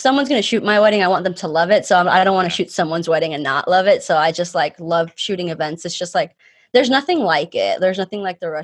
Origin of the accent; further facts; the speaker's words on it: Miami, Florida, United States; moved away as an adult; also born or lived in Cuba; now in Atlanta, United States; I moved to Miami when I was 4 years old with my parents and I grew up in Miami